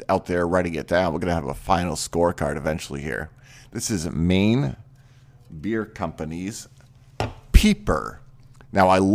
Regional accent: Maine, United States; moved away; I'm originally from Maine

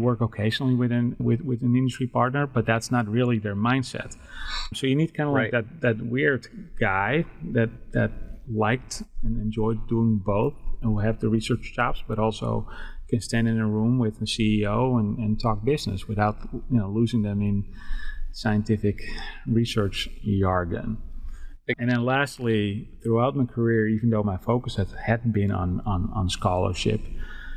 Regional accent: Netherlands; English is a second language; moved away as an adult; now in Dallas-Fort Worth, United States; I was born and raised in the Netherlands. I came to the States when I was 25.

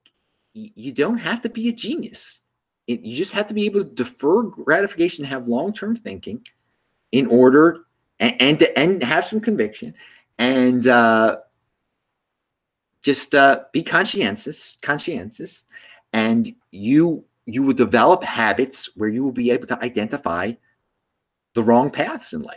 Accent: Baltimore, Maryland, United States; since I'm from Baltimore, yeah, I still check the Orioles score

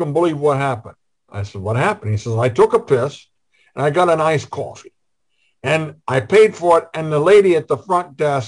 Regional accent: Iowa, United States; I'm from Iowa.

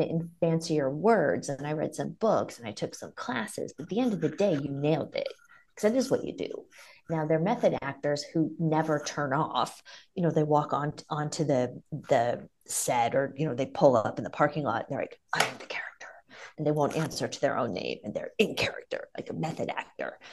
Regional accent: Ohio, United States; now in Las Vegas, United States; I'm from Ohio, but we would vacation in the South

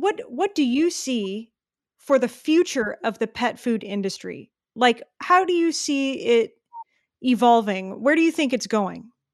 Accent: Texas, United States; I'm from Texas

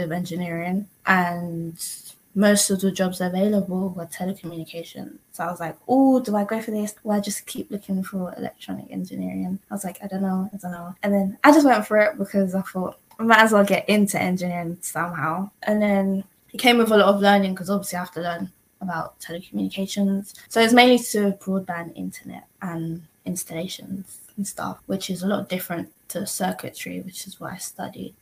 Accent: London, United Kingdom; also born or lived in Ghana; I'm from North London, originally from Ghana.

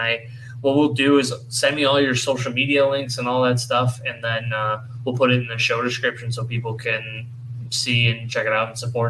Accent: Syracuse, New York, United States; also born or lived in Phoenix, New York / Cicero, New York; My whole life. I've been here my whole life. When I was born in Syracuse. Then we lived in Phoenix when I was younger, and then Cicero.

